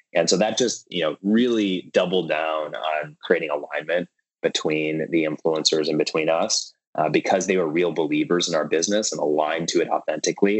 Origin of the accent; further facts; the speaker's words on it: Minneapolis, Minnesota, United States; I grew up in Minneapolis Minnesota